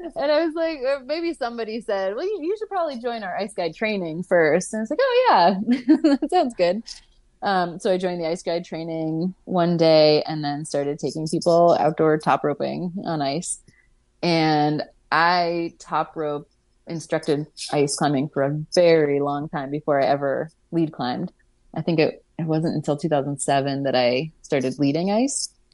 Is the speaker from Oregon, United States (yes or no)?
no; Pittsburgh, Pennsylvania, United States; moved away as an adult; now in Vermont, United States; I'm from Pittsburgh originally, but chose to come to Vermont